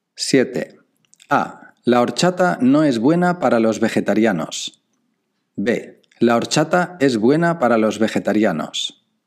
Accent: Alginet, Valencian Community, Spain; Yo no soy de esta ciudad, soy de un pueblo que está a 25 kilómetros al sur. Mi pueblo se llama Alginet.

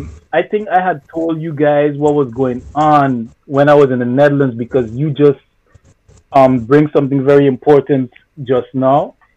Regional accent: Sint Maarten; born there; being told to go back to my country of origin, which is St. Martin, because I was born in St. Martin, but to go back to Haiti, to be specific.

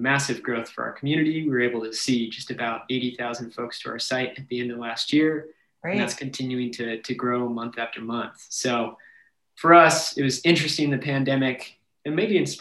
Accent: Washington, United States; now in San Antonio, United States; I'm from Washington State

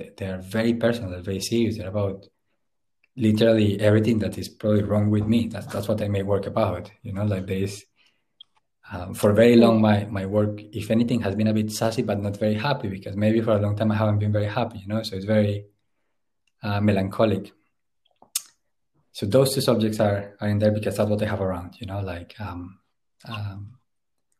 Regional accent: Puerto Boyacá, Boyacá, Colombia; moved away as an adult; also born or lived in London / Berlin; now in Glasgow, United Kingdom; I grew up in Puerto Boyacá, which is infamous for the cartel wars and like the civil war

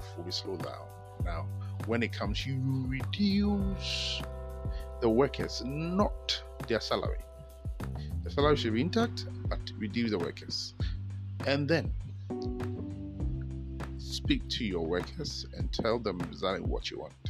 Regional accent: Ghana; I'm a Ghanaian

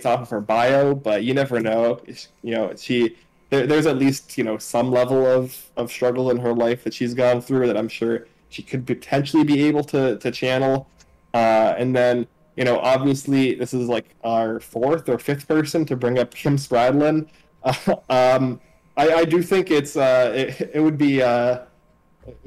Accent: Cambridge, Massachusetts, United States

